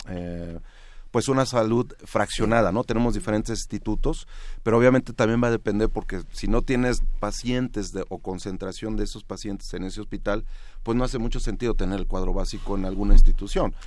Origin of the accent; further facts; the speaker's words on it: Mexico; como mexicanos